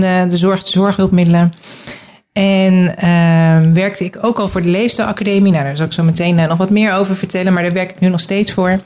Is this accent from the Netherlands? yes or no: yes; The Hague, South Holland, Netherlands; also born or lived in Groningen; now in Gouda, Netherlands; ik uit Den Haag kom